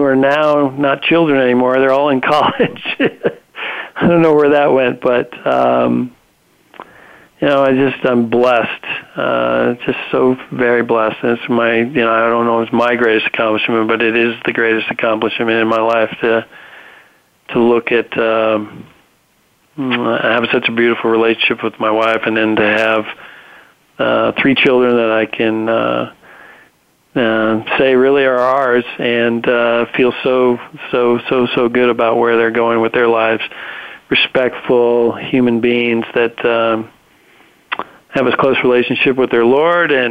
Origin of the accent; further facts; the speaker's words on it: Reno, Nevada, United States; My whole family has grown up on ranches, cattle ranches in northern Nevada